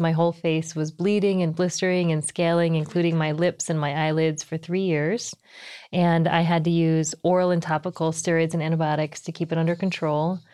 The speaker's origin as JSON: {"language": "English", "country": "United States", "tie": "born or raised there", "also_born_or_lived": "New Jersey / Texas / Taiwan (parents)", "said": "my parents are from Taiwan. I was born here, though, and I grew up in New Jersey in Texas"}